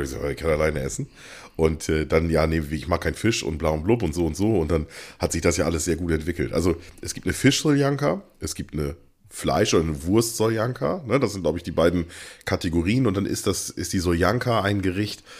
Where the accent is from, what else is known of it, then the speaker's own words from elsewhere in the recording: East Frisia, Lower Saxony, Germany; bei uns hier in Ostfriesland